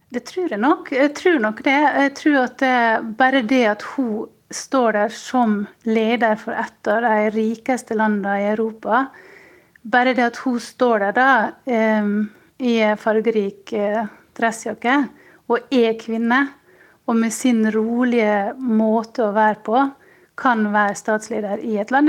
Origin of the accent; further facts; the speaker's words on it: Sjøholt, Møre og Romsdal, Norway; moved away as an adult; now in Munich, Germany; vi er vokst opp rett ved siden av hverandre og gikk i klasse med Sylvi Listhaug på ungdomsskolen på Sjøholt